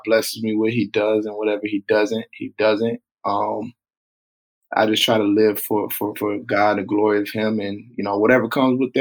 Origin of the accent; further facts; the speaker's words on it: Tulsa, Oklahoma, United States; in Tulsa, in my hometown